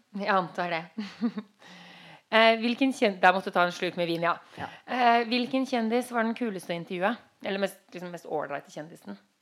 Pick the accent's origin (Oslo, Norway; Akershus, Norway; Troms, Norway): Oslo, Norway; jeg vokste opp i Grünerløkka midt i sulamitten